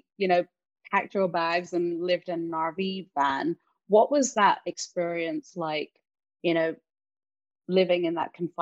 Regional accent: London, United Kingdom; now in United States; I grew up in London. I've moved out here

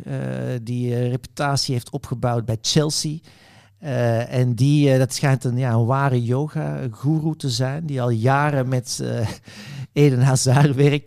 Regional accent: Belgium; ik zit als Belg

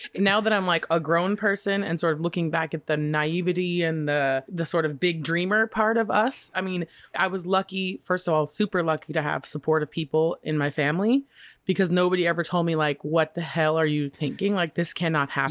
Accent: Boise, Idaho, United States; moved away; growing up in Boise

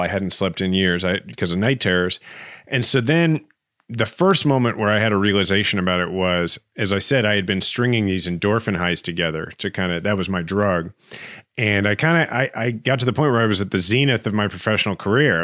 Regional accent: Kansas City, Missouri, United States; born or raised there

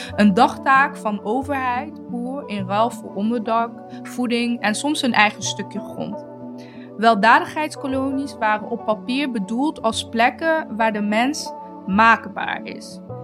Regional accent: Eindhoven, North Brabant, Netherlands; Ik ben bijvoorbeeld opgegroeid in Jagershoef

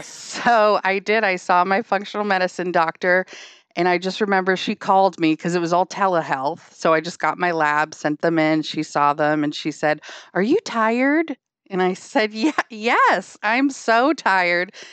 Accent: Hampton, New Hampshire, United States; now in Wilmington, United States; I grew up in a beach town in New Hampshire. So I'm from Hampton, New Hampshire

